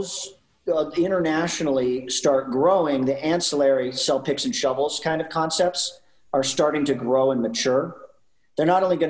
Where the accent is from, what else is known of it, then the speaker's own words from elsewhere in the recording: Canada; I'm Canadian